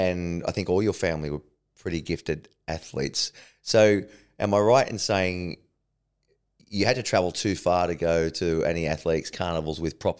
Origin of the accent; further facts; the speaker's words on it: Parramatta, New South Wales, Australia; Well, I grew up in Parramatta. Well, we used to call Parramatta River our beach.